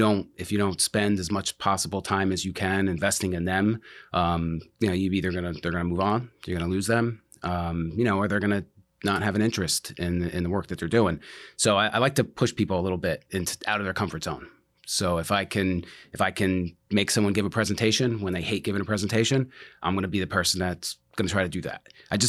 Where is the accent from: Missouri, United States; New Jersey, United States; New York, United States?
New Jersey, United States; now in Florida, United States; I'm from Jersey. Grew up in New Jersey. Moved to Florida, Tampa area in early 90s.